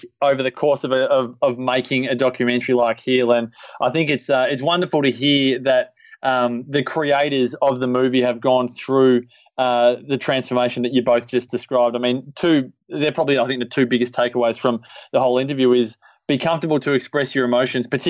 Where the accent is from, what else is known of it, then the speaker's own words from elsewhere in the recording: Byron Bay, New South Wales, Australia; Byron Bay, my hometown